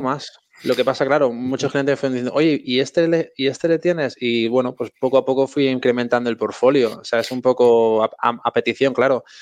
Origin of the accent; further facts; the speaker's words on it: Madrid, Community of Madrid, Spain; Yo soy de Madrid y bueno, estamos bastante a gusto aquí